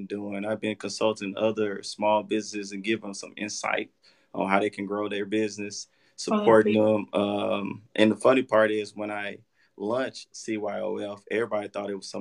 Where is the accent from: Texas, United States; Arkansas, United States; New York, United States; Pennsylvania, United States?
Arkansas, United States; Forest City; I'm from Forest City, Arkansas